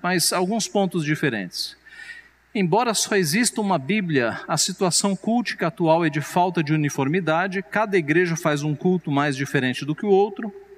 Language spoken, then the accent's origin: Portuguese; São Paulo, Brazil; A minha família veio do Ceará, meus pais vieram do Ceará, eu nasci em São Paulo